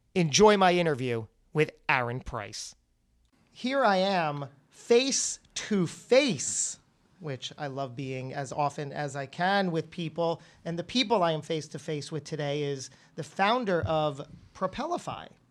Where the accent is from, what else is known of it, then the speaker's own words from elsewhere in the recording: New Jersey, United States; my home state. Very proud, the Great Garden State, New Jersey